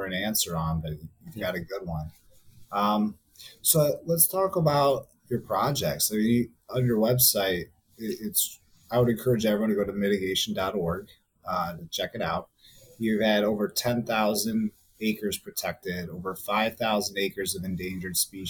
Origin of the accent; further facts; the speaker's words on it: DeKalb, Illinois, United States; now in Chicago area, United States; I'm from DeKalb